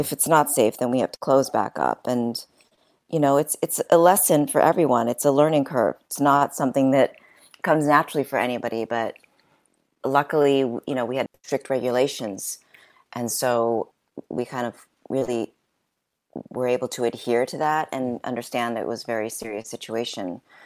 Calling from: New York, United States; I'm calling from New York

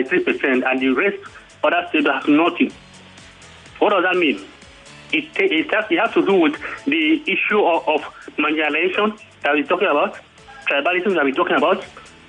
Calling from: Ota, Ogun State, Nigeria; I'm calling from Ota.

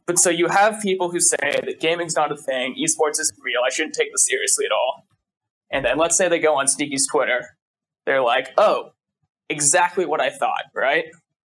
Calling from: Washington, District of Columbia, United States; I'm calling from American University in Washington, D.C.

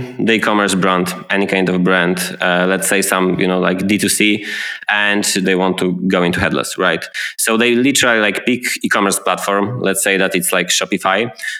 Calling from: Gdańsk, Pomeranian Voivodeship, Poland; English is a second language; And I'm talking today from Gdańsk. It's a city by the Baltic Sea in the northern part of Poland.

